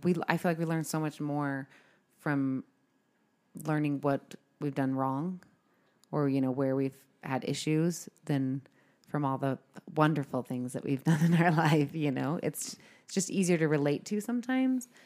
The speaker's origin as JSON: {"language": "English", "region": "California", "country": "United States", "moved": "yes", "lives_now": "Utah, United States", "said": "I'm originally from California"}